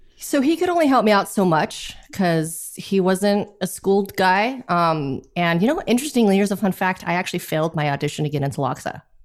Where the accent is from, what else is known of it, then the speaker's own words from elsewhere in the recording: Los Angeles, California, United States; I am from Los Angeles, California